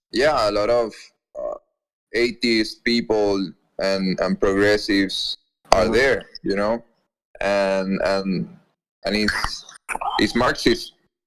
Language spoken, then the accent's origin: English; Puerto Rico; moved away as an adult; also born or lived in Lima, Peru; now in Florida, United States; I born in Lima, Peru, but I lived all my life in Puerto Rico.